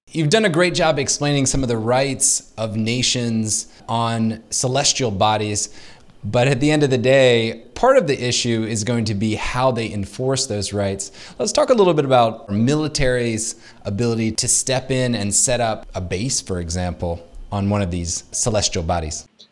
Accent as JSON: {"language": "English", "country": "United States"}